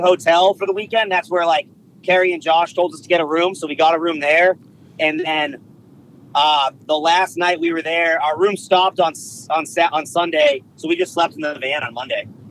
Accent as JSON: {"language": "English", "region": "East Coast", "country": "United States", "said": "we're from the East Coast"}